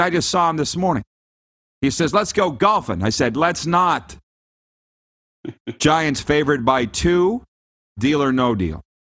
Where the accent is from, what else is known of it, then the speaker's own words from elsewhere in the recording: Canada; I'm from Canada